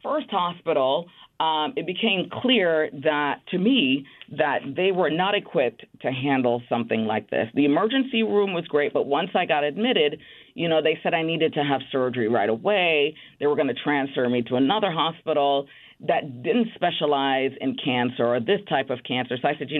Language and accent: English; Bronx, New York, United States; born or raised there